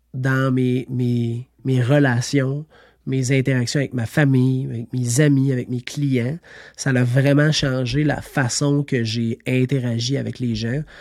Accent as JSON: {"language": "French", "area": "Estrie", "region": "Quebec", "country": "Canada", "tie": "born or raised there", "said": "Je suis natif de l'Estrie"}